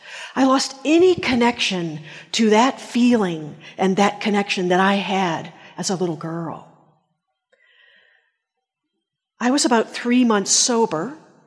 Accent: Japan; I grew up in Japan, and I can remember having a very numinous experience as a little girl.

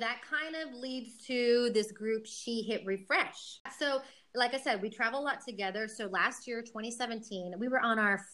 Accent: Houston, Texas, United States; moved away as an adult; also born or lived in Austin, Texas; now in Madrid, Spain; I'm from Houston, Texas

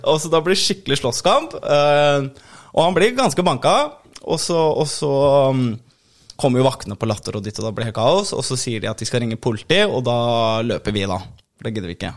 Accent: Oslo, Norway; moved away as an adult; also born or lived in Bergen; jeg vokste opp i Oslo, og så, liksom, og så var jeg til og så, Jeg flyttet til Bergen da jeg var 24-ish

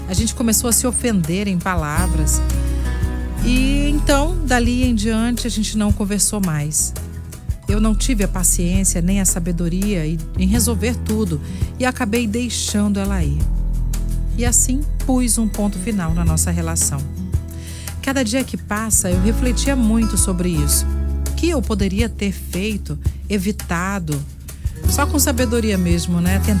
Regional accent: Vila Velha, Espírito Santo, Brazil; Eu sou de Vila Velha e ela é de Viana.

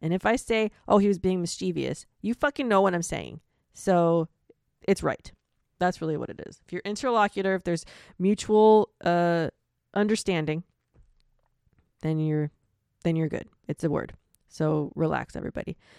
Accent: Florida, United States; I'm from Florida.

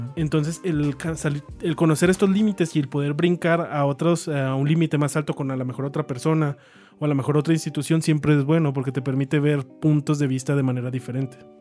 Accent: Chihuahua, Mexico; nosotros somos de Chihuahua y es muy común que la gente pues, de aquí que estamos pegados a Estados Unidos

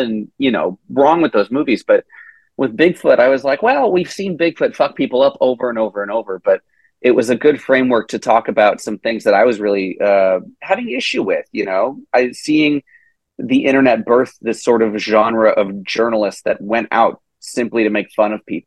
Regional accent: Tennessee, United States; I'm born and raised in Tennessee

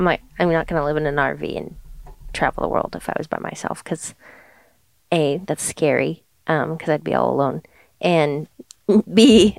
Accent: Germany; also born or lived in Portugal; now in United States; But for me, I loved growing up in Germany and I loved living on an island, you know, off the coast of Portugal. And then I came here.

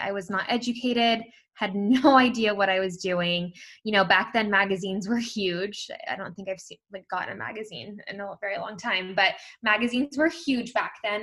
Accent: Bay Area, California, United States; I'm from the Bay Area, California.

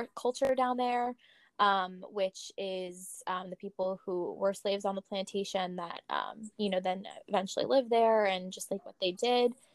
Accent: New Jersey, United States; we're from New Jersey

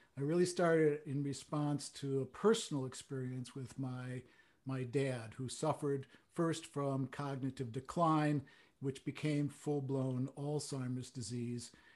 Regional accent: Chicago, Illinois, United States; I grew up in Chicago

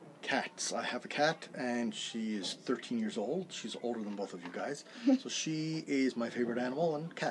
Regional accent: St. John's, Newfoundland and Labrador, Canada; I am from St. John's, Newfoundland.

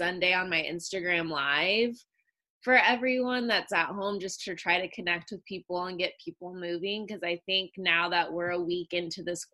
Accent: Long Beach, California, United States; I was born in Long Beach, California, so I'm a California native

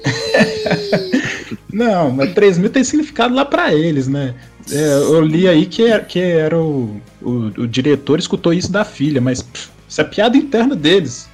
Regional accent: Minas Gerais, Brazil; Eu sou mineiro

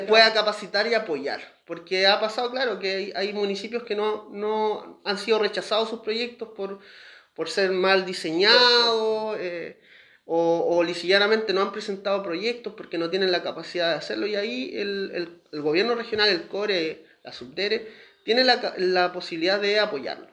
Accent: Valparaíso, Chile; yo nací en el Hospital Van Buren, me atiendo en el Cefam Reina Isabel

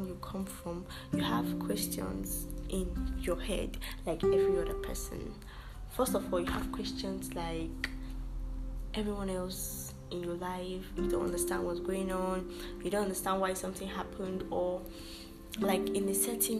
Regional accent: Kabba, Kogi, Nigeria; I'm from Kogi State, Kaba. I'm a Yoruba girl, well, partially

